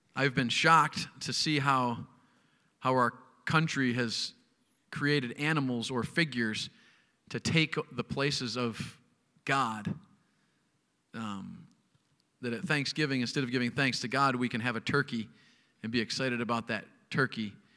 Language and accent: English; United States; as an American college student